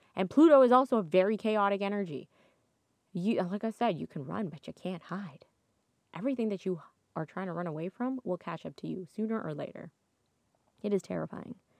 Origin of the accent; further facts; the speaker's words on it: Toronto, Ontario, Canada; I'm from Toronto. And so, where I, I, born and raised in Toronto, true blue Toronto girl.